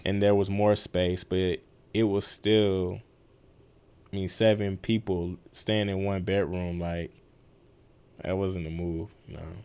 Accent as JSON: {"language": "English", "town": "Atlanta", "region": "Georgia", "country": "United States", "tie": "born or raised there", "said": "I grew up on the west side of Atlanta."}